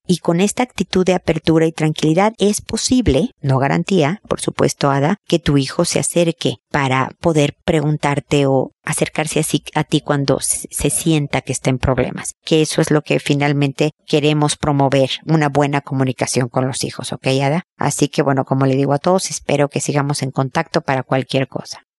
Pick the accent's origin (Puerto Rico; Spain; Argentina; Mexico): Mexico; como dicen en mi tierra